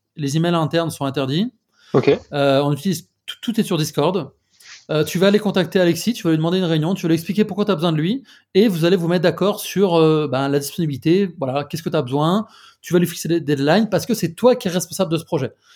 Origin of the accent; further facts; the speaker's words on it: France; accent: French; moved away as an adult; now in Madrid, Spain; je suis français, j'habite à Madrid depuis euh, quasiment 4 ans